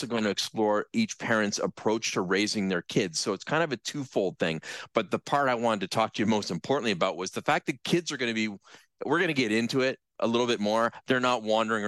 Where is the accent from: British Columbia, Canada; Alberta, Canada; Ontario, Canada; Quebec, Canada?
Ontario, Canada; Brantford; when I was growing up in Brantford, I almost literally lived across the street from the elementary school that I went to.